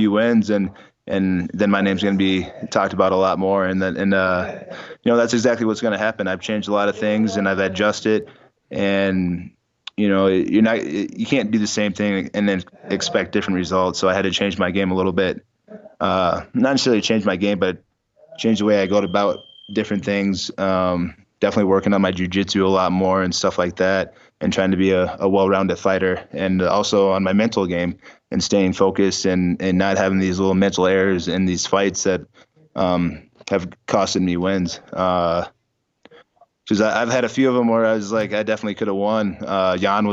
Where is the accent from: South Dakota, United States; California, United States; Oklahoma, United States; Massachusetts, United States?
South Dakota, United States; Sioux Falls; in Sioux Falls, South Dakota, in my hometown